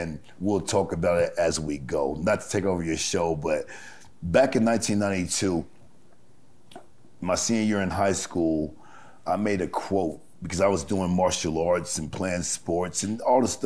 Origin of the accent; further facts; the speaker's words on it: Los Angeles, California, United States; now in Las Vegas, United States; I grew up in Los Angeles, you know, in the late 70s, early 80s.